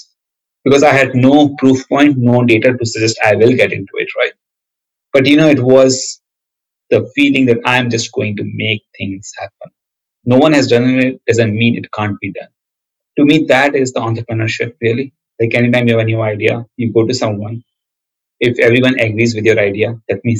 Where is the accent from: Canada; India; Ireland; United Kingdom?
India; moved away as an adult; also born or lived in Illinois, United States / Silicon Valley, United States; now in United States; I grew up in India, near New Delhi in a small town.